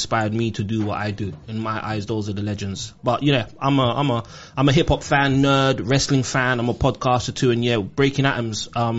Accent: London, United Kingdom; I was raised in Kensal Rise with my grandmother, me, my brother and my sister. I went to school in Harlesden. So I was back and forth between Kensal Rise and Harlesden. And, you know, this is in the 80s and 90s.

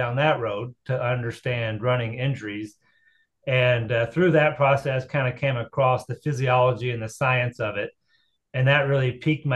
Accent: Tennessee, United States; moved away as an adult; also born or lived in Chattanooga, Tennessee; now in Muncie, Indiana, United States; I'm originally from Tennessee, so I cut my roots in high school track and field down in Tennessee

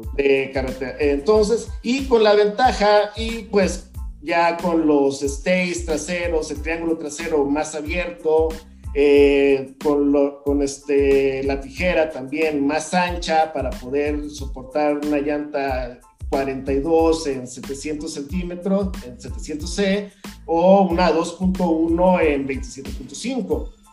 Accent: Veracruz, Mexico; moved away as an adult; now in Mexico City, Mexico; vengo del puerto de Veracruz

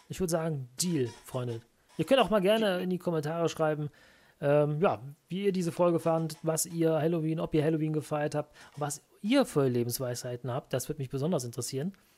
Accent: Merten, North Rhine-Westphalia, Germany; also born or lived in Brühl; Im Dorf daneben bin ich mit aufgewachsen, ah. in Merten

